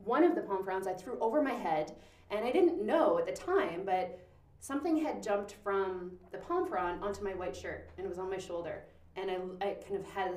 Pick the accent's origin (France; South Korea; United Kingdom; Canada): Canada; Powell River, British Columbia; I was born in Powell River Hospital